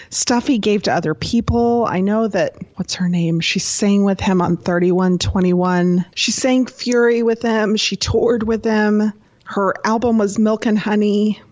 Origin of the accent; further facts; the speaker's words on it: Texas, United States; I grew up living in Texas and I live near San Antonio